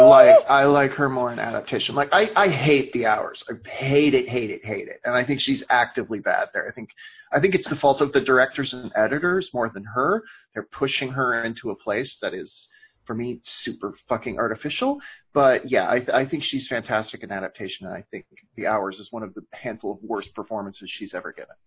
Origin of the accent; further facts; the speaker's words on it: Great Plains, United States; I grew up in the Great Plains